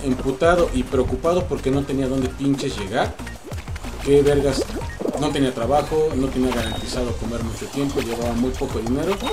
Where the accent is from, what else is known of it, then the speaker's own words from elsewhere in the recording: Angangueo, Michoacán, Mexico; moved away; also born or lived in Mexico City; nos regresamos a mi pueblo